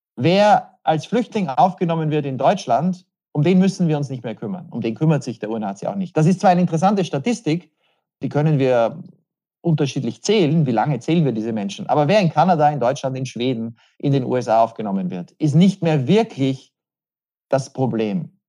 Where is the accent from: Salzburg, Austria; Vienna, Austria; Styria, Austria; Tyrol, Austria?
Vienna, Austria; moved away; also born or lived in Western Ukraine; Wien der Stadt, wo ich aufgewachsen bin